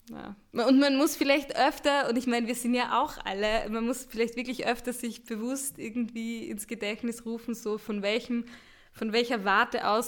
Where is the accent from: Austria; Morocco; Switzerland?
Austria; Ich bin Österreicherin. Ich dachte mir, ich nehme auch eine Band aus Österreich.